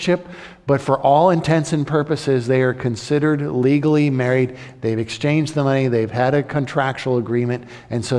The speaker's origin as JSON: {"language": "English", "town": "Hagerstown", "region": "Maryland", "country": "United States", "tie": "born or raised there", "said": "when I grew up in Hagerstown"}